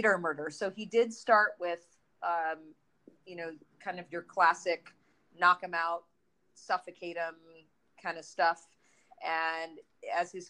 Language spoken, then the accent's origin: English; Detroit, Michigan, United States; I grew up in the Midwest